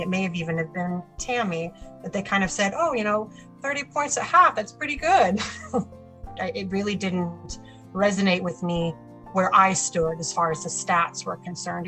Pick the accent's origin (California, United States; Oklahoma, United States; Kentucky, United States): Oklahoma, United States; Oklahoma City; I'm from Oklahoma City, Oklahoma